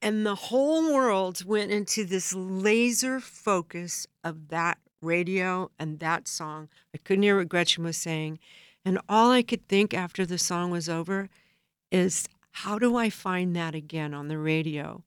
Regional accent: Southern California, United States; I grew up in Southern California

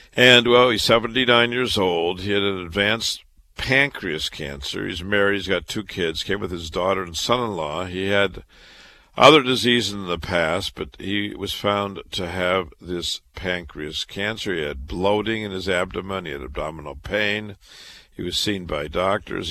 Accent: Waterloo, Iowa, United States; moved away as an adult; also born or lived in Chicago / Boston; now in New York, United States; I was born and raised in Waterloo, Iowa

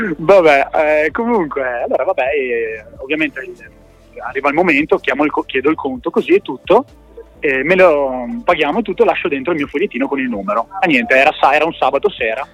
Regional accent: Verona, Veneto, Italy; now in Padua, Italy; siamo da Verona. Eh, in questo momento da Padova

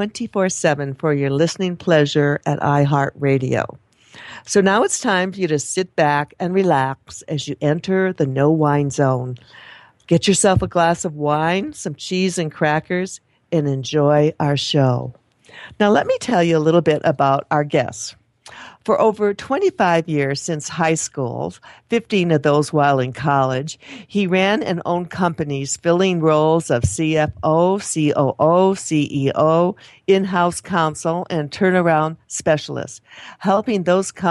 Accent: Toledo area, Ohio, United States; I'm from that part of the country too

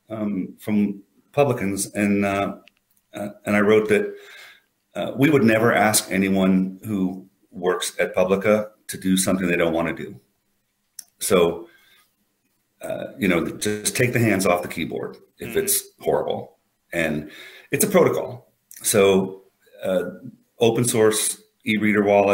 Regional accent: United States; I'm an American

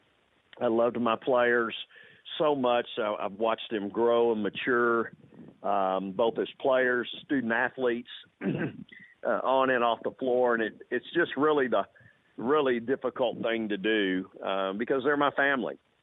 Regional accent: Texas, United States; moved away; also born or lived in Austin, Texas / La Grange, Texas; it's the opportunity, sure, to go back to my home state. I was born actually across the street from the Drum there where we play currently, and was raised on the weekends in a small town called LaGrange, Texas

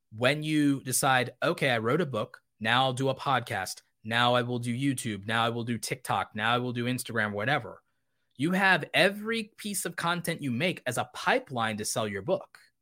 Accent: United States; I was born in America

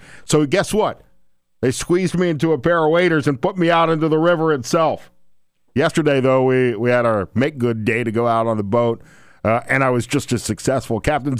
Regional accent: Alabama, United States; also born or lived in Mississippi / Louisiana; I mean, I grew up in Alabama and Mississippi and Louisiana, but I'm used to fishing for catfish or deep sea fishing out in the Gulf of Mexico or fishing from a pier.

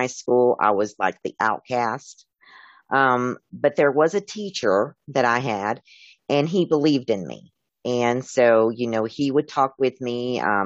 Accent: Tennessee, United States; I was raised in Tennessee

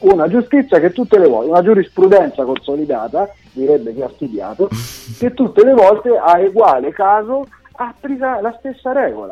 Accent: central Italy, Italy; mi ricordo quando ero bambino al mio paese

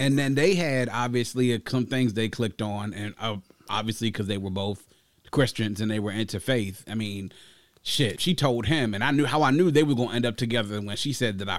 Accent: Nigeria; Listening to me and not being judgmental about my, you know, my background and me being Nigerian.

